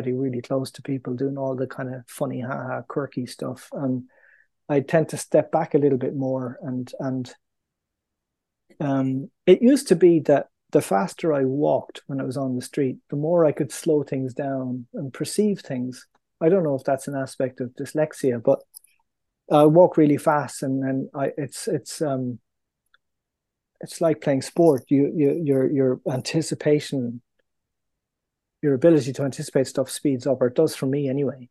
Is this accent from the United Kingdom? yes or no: no; Ireland; moved away; also born or lived in New York; being Irish